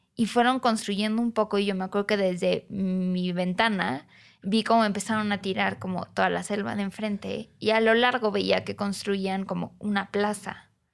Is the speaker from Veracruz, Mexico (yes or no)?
no; Cancún, Quintana Roo, Mexico; moved away as an adult; now in Mexico City, Mexico; crecer ahí, ver la evolución, al menos desde la zona norte, de, de crecimiento de Caribe Mexicano